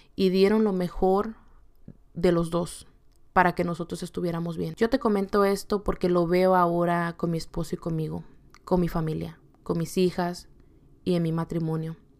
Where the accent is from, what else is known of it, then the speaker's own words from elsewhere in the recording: Acapulco, Guerrero, Mexico; also born or lived in California / Yakima, Washington; now in Washington, United States; viniendo de un estado muy caliente, que es el estado de Acapulco Guerrero